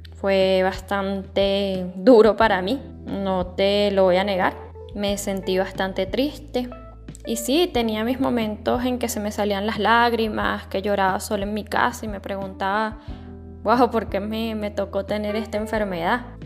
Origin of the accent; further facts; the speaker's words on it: Venezuela; acá en Venezuela, que es un país de Latinoamérica